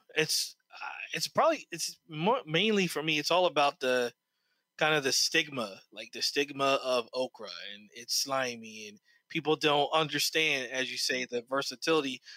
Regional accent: New Jersey, United States; also born or lived in Detroit, Michigan; now in Charleston, United States; I grew up in New Jersey

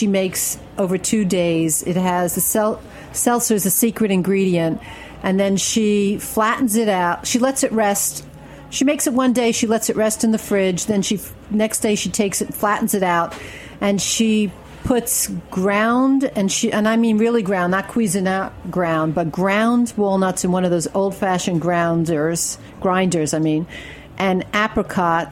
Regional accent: Brooklyn, New York, United States; moved away as an adult; Brooklyn, of course. Ocean Avenue, Erasmus Hall.

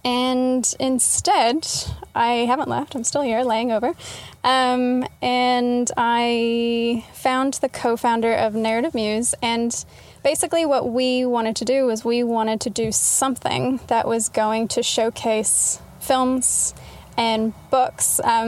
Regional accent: Texas, United States; moved away; also born or lived in Utah; I was born in Utah, then I moved to Texas.

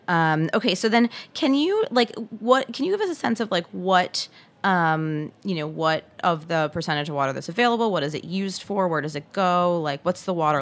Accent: Michigan, United States; As a fellow Michigander, which I want to just tell you that's the official term for anyone from the state

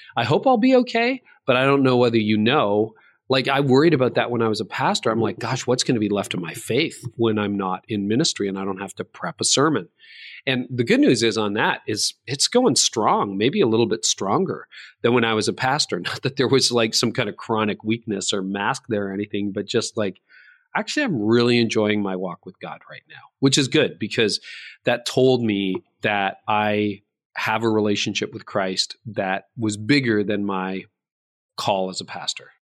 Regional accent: Canada; I was born in Canada

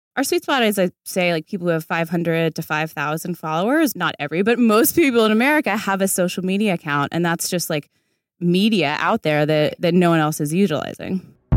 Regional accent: D.C., Virginia, United States; moved away as an adult; also born or lived in New York; now in Los Angeles, United States; I'm from Virginia, outside Washington, D C. My whole family's still there

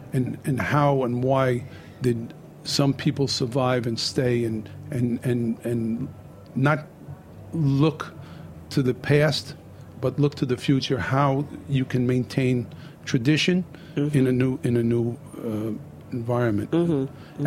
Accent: New York City, New York, United States; also born or lived in Bay Ridge, Brooklyn; So I grew up in Bensonhurst, Brooklyn.

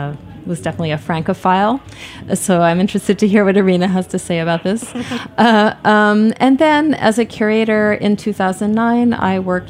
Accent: Maine, United States; also born or lived in New York City; I grew up mostly in Maine, but I was a transplant from New York City. My parents moved there in the 70s.

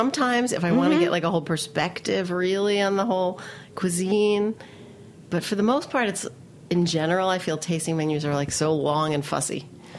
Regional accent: New York City, New York, United States; I grew up in Queens, but I live in Manhattan.

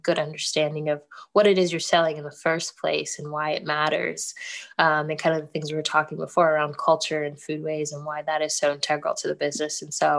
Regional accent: Ghana; now in United States; for me being Ghanaian and having the business, I mean, it's named Kelewele, which is a Ghanaian food even.

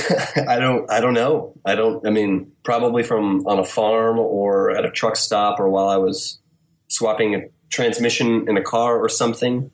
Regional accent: Wichita, Kansas, United States; now in Kansas City, United States; in Wichita, Kansas.

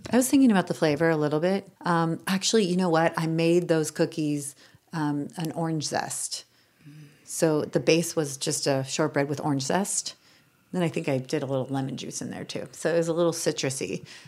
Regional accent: Ojai, California, United States; moved away as an adult; also born or lived in New York; growing up in Ojai, California

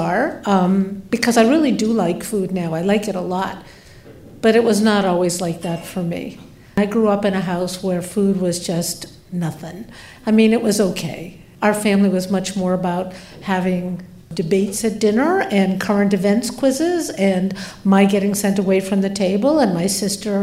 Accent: Boston, Massachusetts, United States; I grew up in Boston

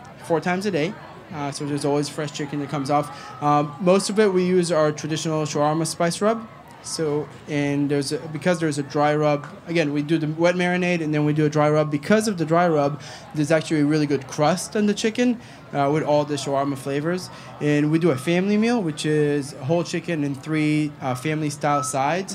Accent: Galilee, Northern District, Israel; moved away as an adult; also born or lived in Tel Aviv / New York City; now in Charlotte, United States; I'm from Israel. I grew up in a small city in the center of the Galilee.

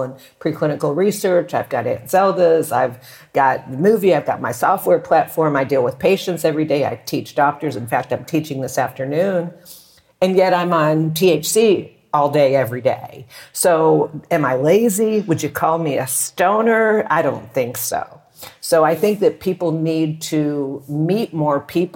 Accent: Texas, United States; now in Mexico; I grew up in Texas

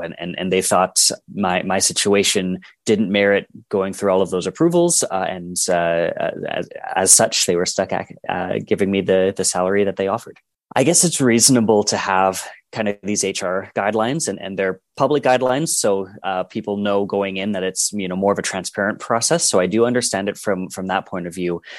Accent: Edmonton, Alberta, Canada; I am from Edmonton, Alberta.

